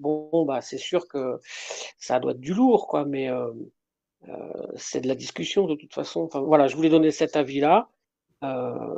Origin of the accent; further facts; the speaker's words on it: Brittany, France; je suis de Bretagne